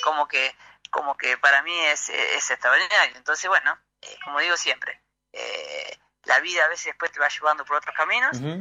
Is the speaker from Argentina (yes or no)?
yes; Argentina; moved away as an adult; also born or lived in Buenos Aires, Argentina; now in Chile; a los 11 años me fui de Tiberina, un pueblo de sí. habitantes, me fui a, Buenos Aires